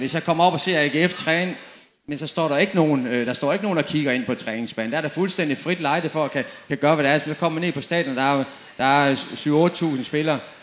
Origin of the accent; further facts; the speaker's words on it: Dortmund, North Rhine-Westphalia, Germany; moved away; Jeg kommer selv fra Dortmund